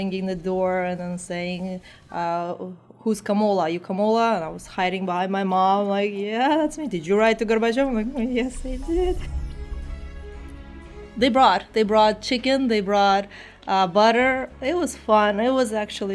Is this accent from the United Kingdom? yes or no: no; Tashkent, Uzbekistan; English is a second language; now in United States; I was born in Tashkent, which is the capital of Uzbekistan.